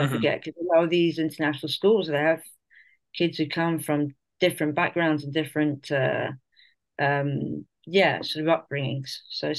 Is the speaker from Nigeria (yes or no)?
no; Spain; also born or lived in Colombia; My parents are both Irish and English background. I actually was born in Colombia, but I was raised here in Spain, and basically have lived in a very multicultural kind of background